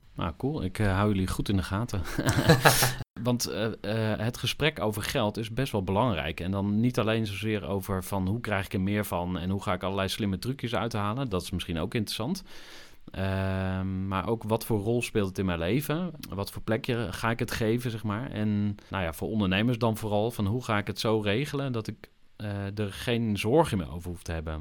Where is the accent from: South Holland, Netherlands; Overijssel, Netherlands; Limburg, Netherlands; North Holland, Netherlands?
Overijssel, Netherlands; Zwolle; moved away as an adult; also born or lived in Enschede, Netherlands / Utrecht, Netherlands; Ik ben in 1983 geboren in Enschede. Zoals jullie al even verklapten, kom ik uit Twente van oorsprong. Opgegroeid in eh, Zwolle